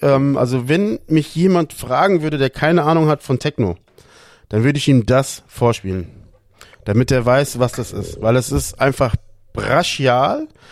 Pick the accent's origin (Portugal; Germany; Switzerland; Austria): Portugal; Lisbon; moved away; ich als Portugiese liebe den Fado an sich